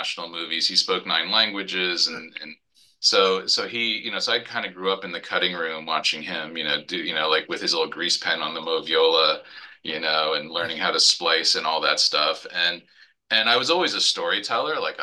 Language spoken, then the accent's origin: English; New York City, New York, United States; growing up in New York and Manhattan being I was a Marvel kid